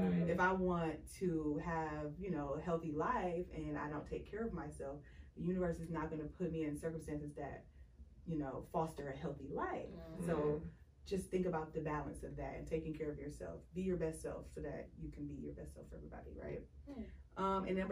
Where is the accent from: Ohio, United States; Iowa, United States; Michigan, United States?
Ohio, United States; Cleveland; we are all from Cleveland